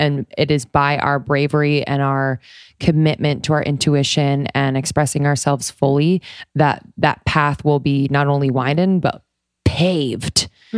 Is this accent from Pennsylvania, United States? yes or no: yes; Philadelphia, Pennsylvania, United States; I'm from Philly.